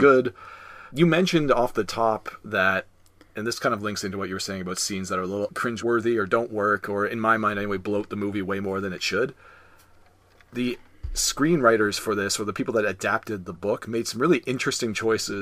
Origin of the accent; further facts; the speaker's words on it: Canada; we're Canadian, we learn French.